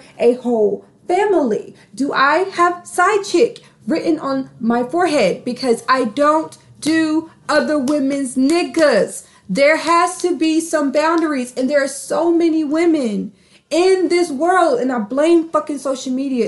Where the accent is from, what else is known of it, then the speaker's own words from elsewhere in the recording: North Carolina, United States; moved away; I'm from North Carolina